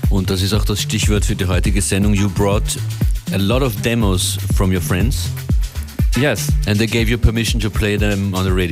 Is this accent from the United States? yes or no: no; Stockholm, Stockholm County, Sweden; I come from Stockholm